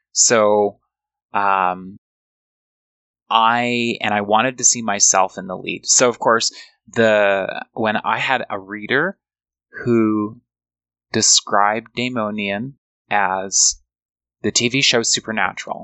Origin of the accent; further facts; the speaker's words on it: Canada; also born or lived in United States; Growing up in Canada